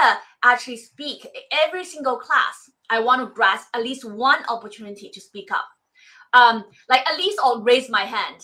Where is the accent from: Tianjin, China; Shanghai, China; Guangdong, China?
Shanghai, China; moved away as an adult; now in United States; I came from Shanghai, not Beijing.